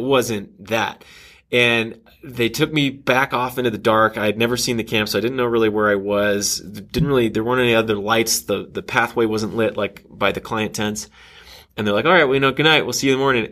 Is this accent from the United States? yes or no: yes; Texas, United States; moved away as an adult; also born or lived in Kansas City, Missouri / Austin, Texas / Grapevine, Texas / Los Angeles, California; grew up in Texas uh, for most of my life. Uh, did a couple of stints in Kansas City, Missouri uh, for dad's job but mostly in Austin and then Grapevine, which is in between Dallas and Fort Worth